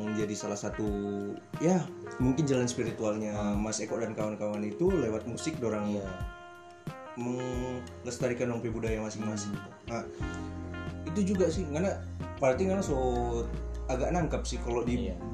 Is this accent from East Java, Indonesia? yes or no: no; Purworejo, Central Java, Indonesia; Orang Baltim, dia orang Guruman, kita orang Purworejo.